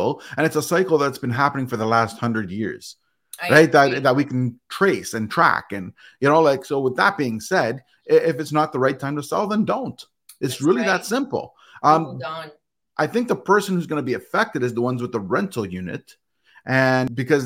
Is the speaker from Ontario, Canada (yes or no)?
yes; Toronto, Ontario, Canada; now in Grimsby, Canada; I was born and raised in Etobicoke.